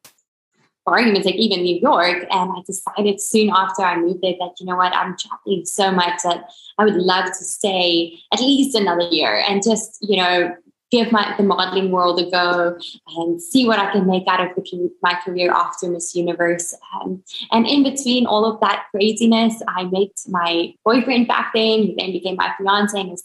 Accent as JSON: {"language": "English", "country": "South Africa", "tie": "born or raised there", "moved": "as an adult", "lives_now": "United States", "said": "I grew up in South Africa, born and bred"}